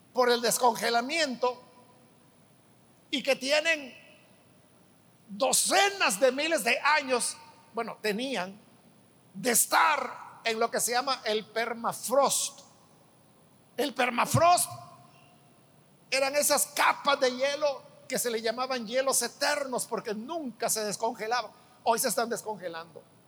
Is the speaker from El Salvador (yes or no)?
yes; El Salvador; En nuestro país